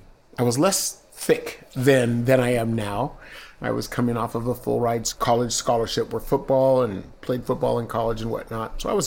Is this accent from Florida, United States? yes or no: no; San Diego, California, United States; also born or lived in Flagstaff, Arizona; I'm from San Diego. I'm not from Europe, UK, England. There's no accent for us.